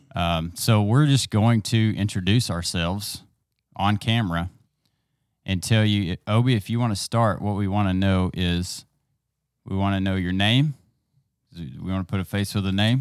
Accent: East Texas, United States; I grew up here in East Texas in a small town.

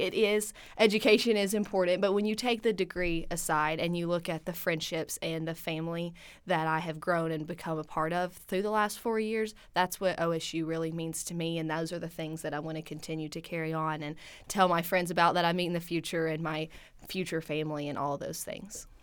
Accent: Milton, Tennessee, United States; moved away as an adult; now in Stillwater, United States; I'm originally from Milton, Tennessee

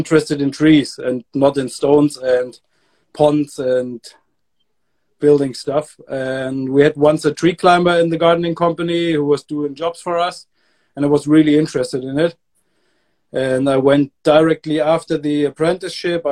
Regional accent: Germany; also born or lived in Hamburg, Germany; I moved back to my hometown

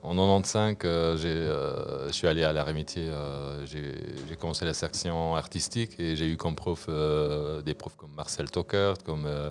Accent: Luxembourg; also born or lived in Brussels; en tant que bon luxembourgeois

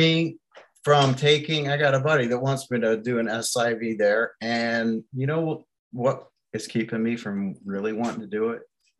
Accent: Florida, United States; I'm from Florida.

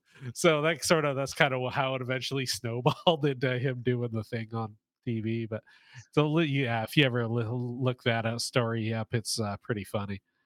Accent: Winnipeg, Manitoba, Canada; I'm from Winnipeg

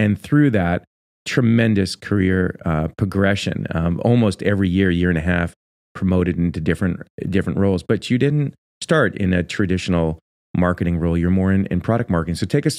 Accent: Port Washington, New York, United States; now in California, United States; I grew up in Port Washington, Long Island

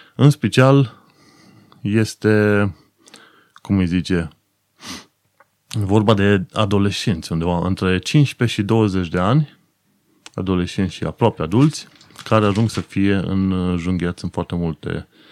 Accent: Romania; now in London, United Kingdom; nouă românilor ca țară

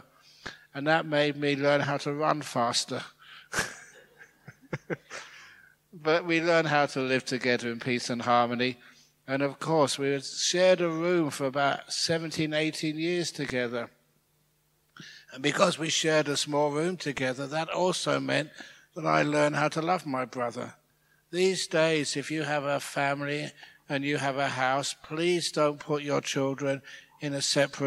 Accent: England, United Kingdom; also born or lived in Thailand; now in Australia; I'm English. That's where I was born.

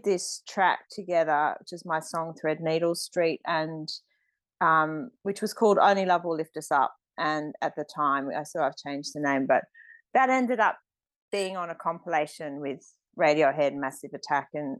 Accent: Australia; moved away as an adult; also born or lived in London; My identity is me being Australian, and I came back to Australia

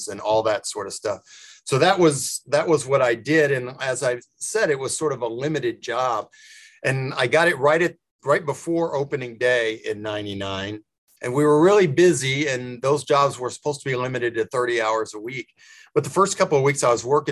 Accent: Tulsa, Oklahoma, United States; moved away as an adult; now in Kansas City, United States; I grew up in Oklahoma and Tulsa, but my parents were both from Kansas City

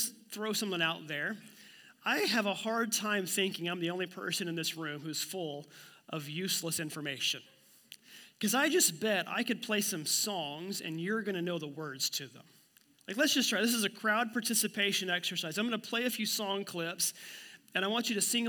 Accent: Miami, Oklahoma, United States; my hometown of Miami, Oklahoma

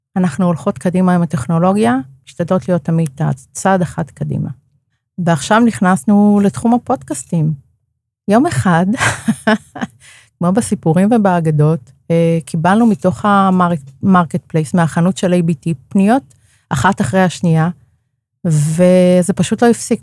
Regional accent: Karmiel, Northern District, Israel; moved away; אני מגיעה בעצם מאזור הצפון, מכרמיאל

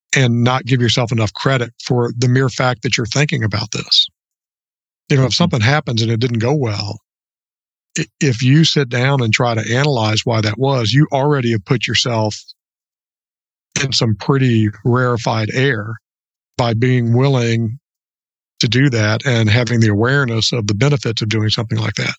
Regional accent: Orlando, Florida, United States; now in Northeast Louisiana, United States; I grew up in Orlando

